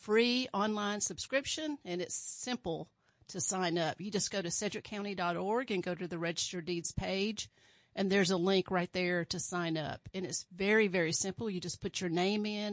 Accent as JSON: {"language": "English", "region": "Alabama", "country": "United States", "tie": "born or raised there", "moved": "yes", "lives_now": "Kansas, United States", "said": "I was born in Alabama and raised in a very small town, about 4,000 people"}